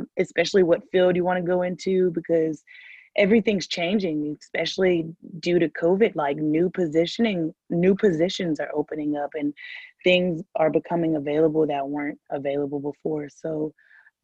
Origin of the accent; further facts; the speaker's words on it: Huntsville, Alabama, United States; moved away; I am originally from Huntsville, Alabama, which is a very small city in Alabama